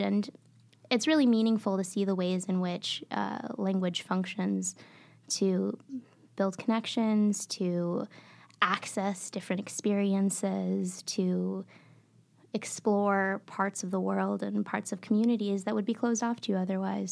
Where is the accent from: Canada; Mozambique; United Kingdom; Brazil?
Mozambique; Maputo; now in Michigan, United States; I was born and raised in Maputo, Mozambique, in southeastern Africa.